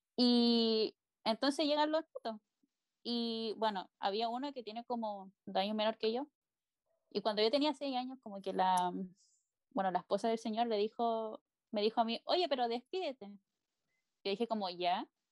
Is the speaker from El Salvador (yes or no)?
no; Chile; tengo casi 15 años, casi, y soy de Chile